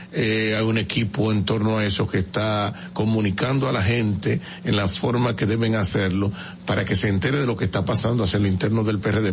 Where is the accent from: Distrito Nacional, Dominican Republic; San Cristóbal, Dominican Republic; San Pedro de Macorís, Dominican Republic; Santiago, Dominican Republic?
San Pedro de Macorís, Dominican Republic; yo que soy de San Pedro de Macorís